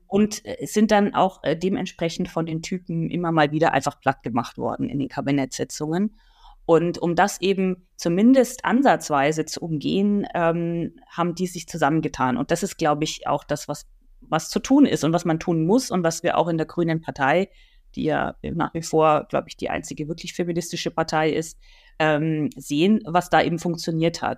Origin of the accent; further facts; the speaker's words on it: Nuremberg, Bavaria, Germany; meiner Geburtsstadt Nürnberg